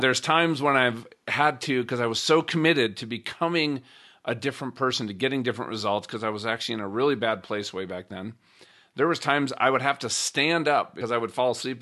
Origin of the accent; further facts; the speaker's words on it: Minnesota, United States; growing up in Minnesota